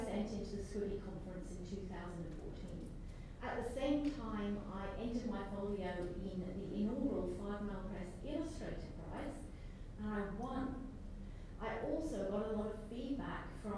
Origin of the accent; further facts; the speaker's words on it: Banff, Scotland, United Kingdom; now in Australia; This is a small town called Banff in Aberdeenshire, and this is where I grew up